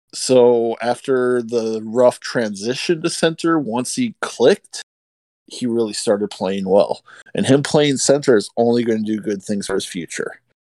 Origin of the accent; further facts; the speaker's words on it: Arizona, United States; moved away as an adult; now in Minnesota, United States; I was born in Minnesota, lived most of my life in Arizona, and then recently moved back to Minnesota.